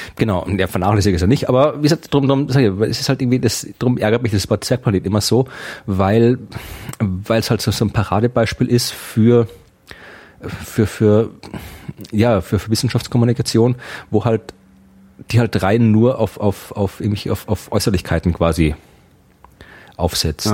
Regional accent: Krems, Lower Austria, Austria; meiner Heimatstadt in Österreich

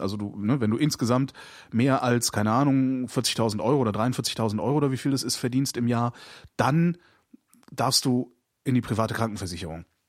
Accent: Germany

